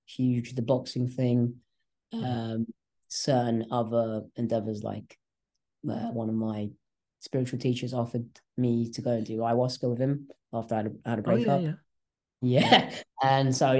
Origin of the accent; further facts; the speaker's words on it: England, United Kingdom; first language English; also born or lived in Malaysia; I was born in Malaysia. And I came here when I was about 1.5 years old. Okay. And so I grew up in England. I only know how to speak English, really